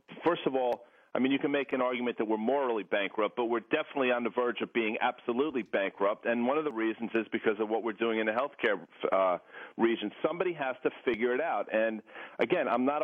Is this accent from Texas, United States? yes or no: no; Morristown, New Jersey, United States; I'm not from Burbank. I'm from Morristown, New Jersey